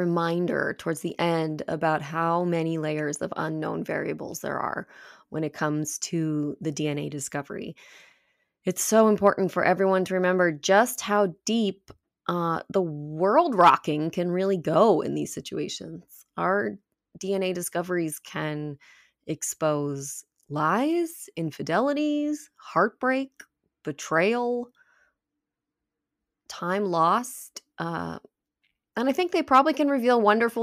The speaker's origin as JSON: {"language": "English", "town": "Petaluma", "region": "California", "country": "United States", "tie": "born or raised there", "lives_now": "Los Angeles, United States", "said": "I grew up in Petaluma"}